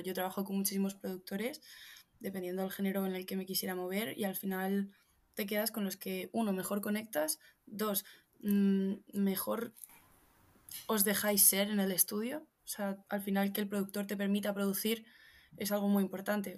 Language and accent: Spanish; Madrid, Community of Madrid, Spain; soy la típica madrileña que veranea en la manga